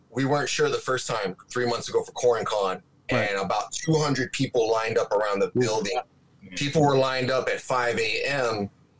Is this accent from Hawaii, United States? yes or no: yes; Hawaii, United States; also born or lived in San Diego / Okinawa / Seattle / New York; So I've been in Hawaii from the age of 10 on up. You know, I left when I was 18 to live in Seattle for a while. I lived in New York, but the majority's been Hawaii.